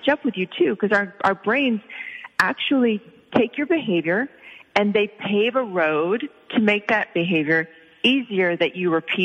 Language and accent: English; Oklahoma, United States; I grew up in Oklahoma